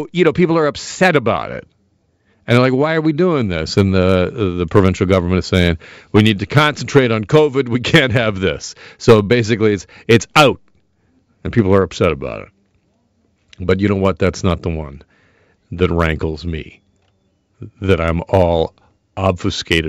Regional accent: Burlington, Ontario, Canada; I grew up in Burlington, Ontario, in the suburbs

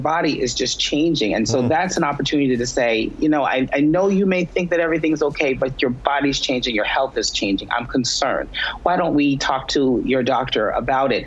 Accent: New York City, New York, United States; I'm from the Bronx, New York

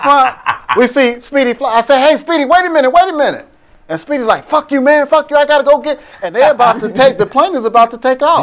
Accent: Oakland, California, United States; I'm from Oakland

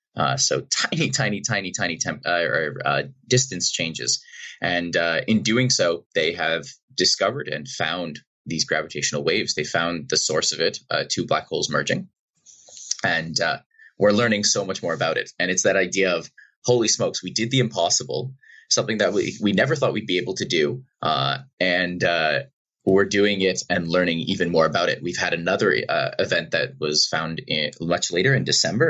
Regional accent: Boston, Massachusetts, United States; I grew up in Boston, outside uh, outside of Boston in Massachusetts

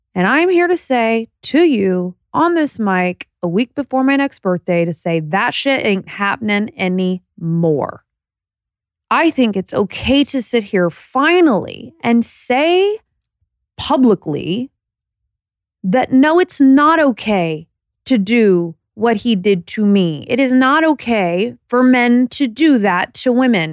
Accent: Indiana, United States; We're both from Indiana

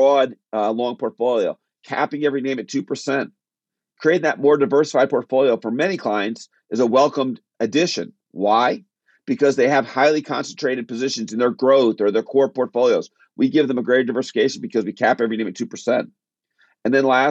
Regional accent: Connecticut, United States; I'm from the Northeast. I grew up in Connecticut. I still live in Connecticut

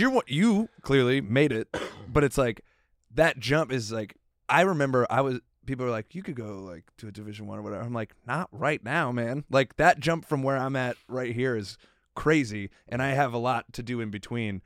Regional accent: South Florida, United States; I'm from South Florida

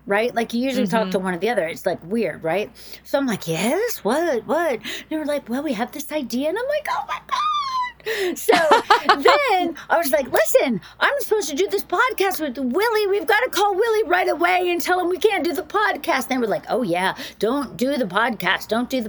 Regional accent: the South, United States; I grew up in the South

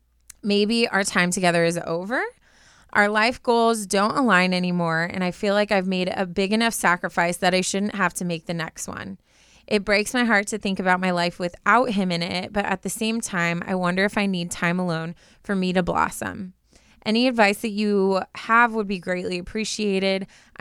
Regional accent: Canada; He's from the UK, and I'm from Canada.

